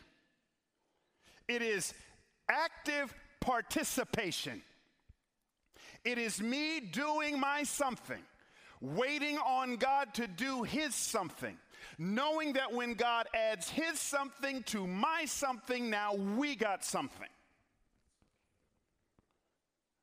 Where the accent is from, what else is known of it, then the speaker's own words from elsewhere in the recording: Atlanta, Georgia, United States; moved away; also born or lived in Memphis; I'm from Atlanta